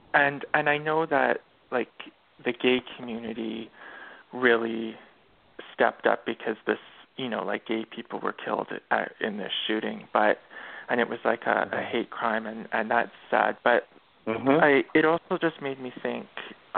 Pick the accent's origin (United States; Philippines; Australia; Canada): Canada